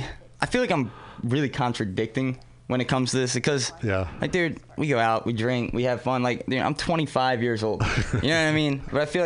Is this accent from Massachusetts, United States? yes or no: no; Baltimore, Maryland, United States; I know I've talked to a couple people and told them I was from Baltimore